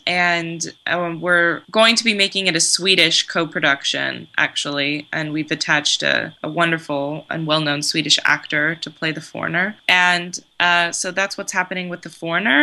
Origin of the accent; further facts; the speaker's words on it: California, United States; also born or lived in Koroni, Greece; I was born in California, and my yaya and papu were on my dad's side were from Greece